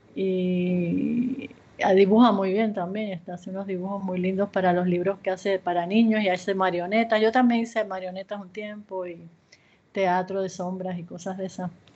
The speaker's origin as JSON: {"language": "Spanish", "country": "Puerto Rico", "tie": "born or raised there", "also_born_or_lived": "Ponce, Puerto Rico / Yauco, Puerto Rico / San Juan, Puerto Rico / Los Angeles, United States", "moved": "as an adult", "said": "Yo nací en Ponce, Puerto Rico"}